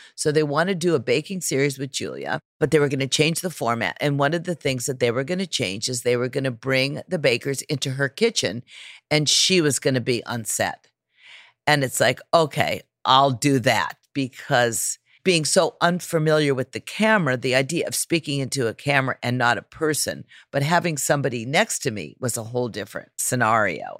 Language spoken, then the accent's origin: English; California, United States; growing up in California